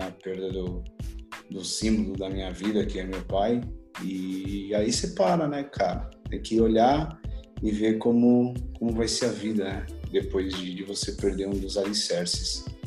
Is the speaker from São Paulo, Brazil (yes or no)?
yes; São Paulo, Brazil; sou nascido em São Paulo, filho do seu João e da dona Rita